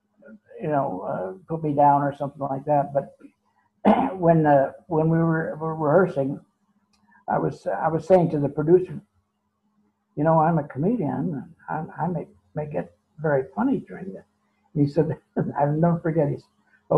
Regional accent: San Francisco, California, United States; San Francisco, my hometown

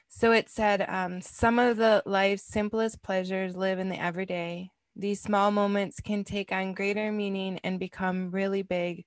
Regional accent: Wisconsin, United States; I'm from Wisconsin

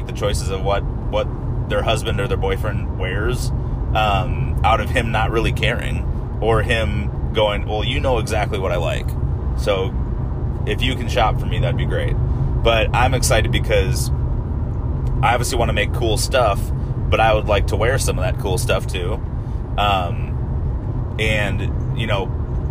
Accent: Wisconsin, United States; moved away; I'm from Wisconsin. We have the lumberjack games, not a whole lot of rodeo going on up there

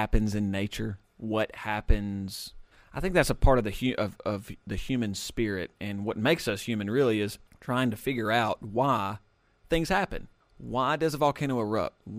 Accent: Alabama, United States; growing up in Alabama, granted we live kind of in a rural area

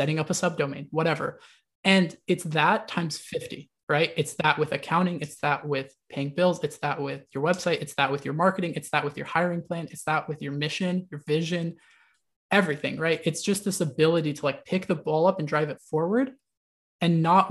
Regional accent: United States; I was born in the United States

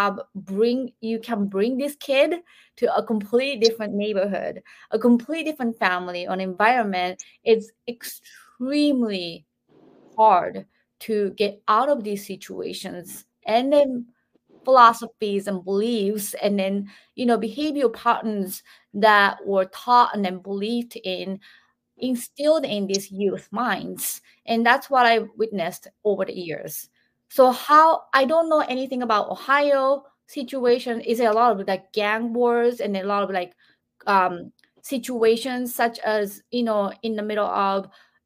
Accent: Japan; moved away as an adult; now in United States; I'm 47 years old, I'm from Japan

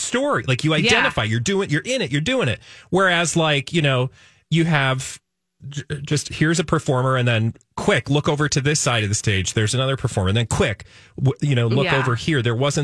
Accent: United States; as an American

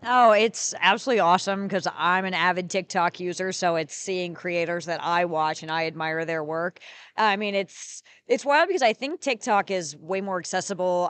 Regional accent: North Carolina, United States; I am from North Carolina.

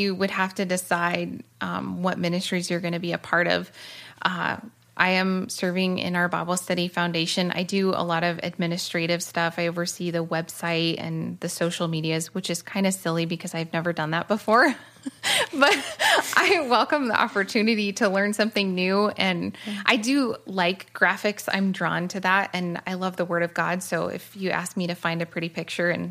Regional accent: Oregon, United States; moved away as an adult; also born or lived in California; So I grew up in Oregon, moved to California at 18

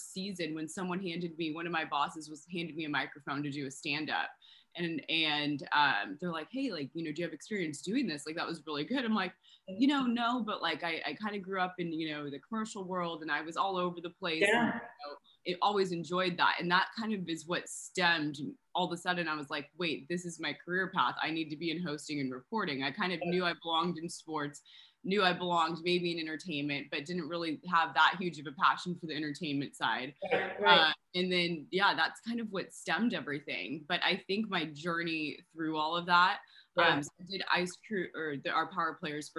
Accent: Southern California, United States; born and raised in SoCal, and I have not left

